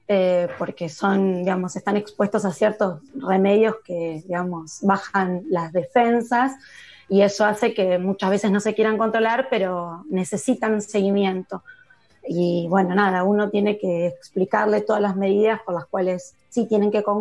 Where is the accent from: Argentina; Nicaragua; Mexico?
Argentina; Chivilcoy, Buenos Aires Province; yo no soy de acá, de, capital, yo soy de, provincia de Buenos Aires. Al, un colegio en la provincia, en Chivilcoy. Yo soy de Chivilcoy.